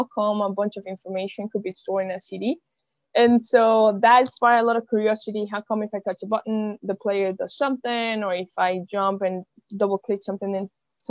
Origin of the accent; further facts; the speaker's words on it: Venezuela; moved away; also born or lived in Germany; I'm from Venezuela